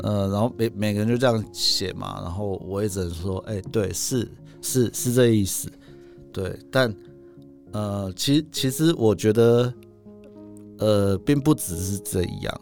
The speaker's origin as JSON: {"language": "Chinese", "town": "Taipei", "country": "Taiwan", "also_born_or_lived": "Hualien", "said": "我回到台北，因为我是台北人嘛。嗯。我其实在外，我其实在外县市只过了七年而已"}